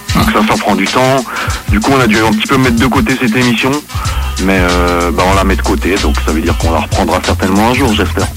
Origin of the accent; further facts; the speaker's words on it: Geneva, Switzerland; nous on est de Genève